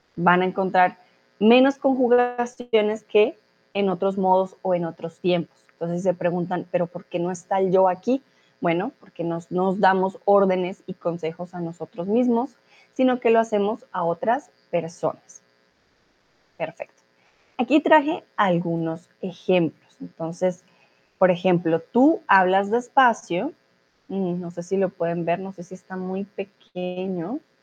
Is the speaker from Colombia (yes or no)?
yes; Colombia; soy de Colombia